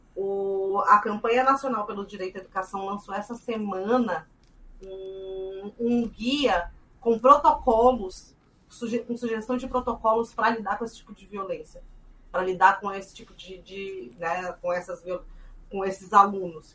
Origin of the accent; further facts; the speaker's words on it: Mato Grosso do Sul, Brazil; eu sou do Mato Grosso do Sul também